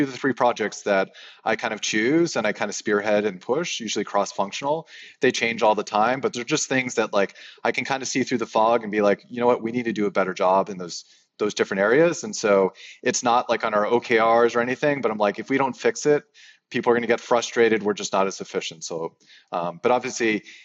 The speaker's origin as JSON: {"language": "English", "town": "Boston", "region": "Massachusetts", "country": "United States", "tie": "born or raised there", "said": "doing this video conference from Boston, which is my hometown"}